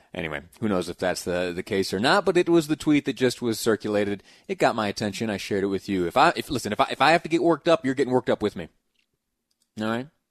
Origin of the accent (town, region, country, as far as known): United States